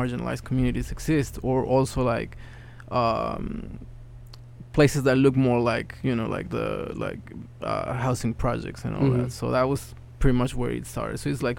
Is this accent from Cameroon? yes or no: no; Mexico City, Mexico; English is a second language; moved away as an adult; now in Bronx, United States; I was born in Mexico City. I live currently in the Bronx.